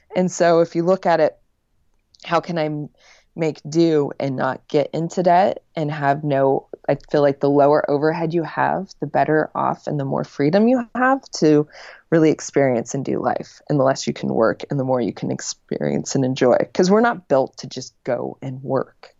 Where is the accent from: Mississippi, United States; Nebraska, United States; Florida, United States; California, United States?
Nebraska, United States; Lincoln; moved away as an adult; also born or lived in Los Angeles; Back in my hometown um, in Lincoln, Nebraska